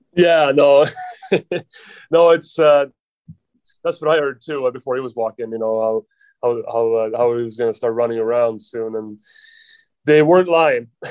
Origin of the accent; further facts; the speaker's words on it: Sweden; English is a second language; moved away as an adult; now in New York, United States; we're both from Sweden